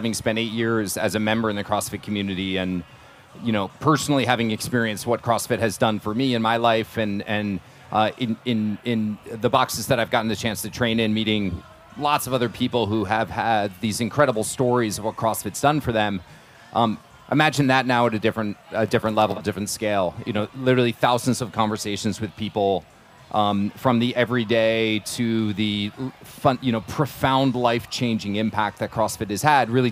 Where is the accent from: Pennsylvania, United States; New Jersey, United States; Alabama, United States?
New Jersey, United States; moved away; when I was a young kid, I grew up in New Jersey